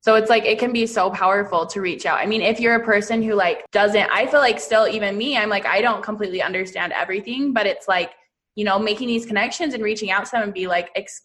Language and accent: English; Utah, United States; I am from Utah